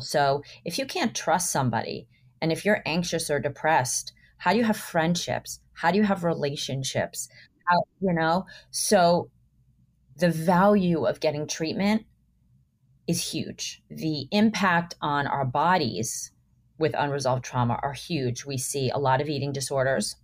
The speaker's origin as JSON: {"language": "English", "town": "Miami", "region": "Florida", "country": "United States", "tie": "born or raised there", "said": "I grew up in Miami"}